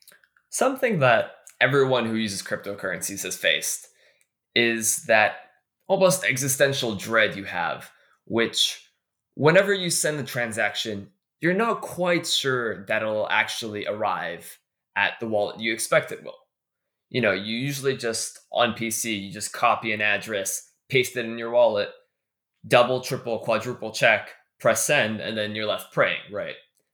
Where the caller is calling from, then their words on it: Toronto, Ontario, Canada; I actually just came back from New York last week, where I was at the D-Lab offices, and I am dialing in from Toronto, Canada right now.